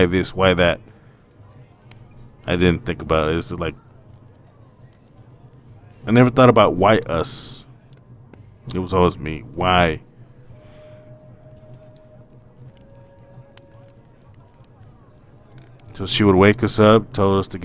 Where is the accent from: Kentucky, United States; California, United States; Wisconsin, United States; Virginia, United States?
California, United States; Madera; also born or lived in Portland, Oregon; But we live in Madera, California, and there's a lot of field work around us